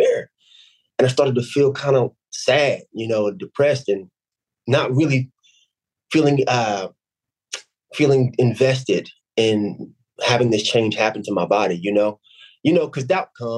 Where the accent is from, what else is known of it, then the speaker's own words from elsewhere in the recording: Camden, New Jersey, United States; I'm from Camden, New Jersey